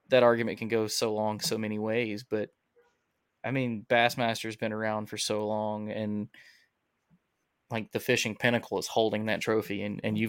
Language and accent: English; Alabama, United States; I'm from Alabama.